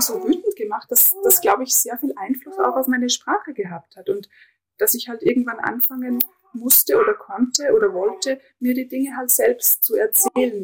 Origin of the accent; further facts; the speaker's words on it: Innergebirg, Salzburg, Austria; moved away as an adult; ich kam aus dem tiefsten Innergebirg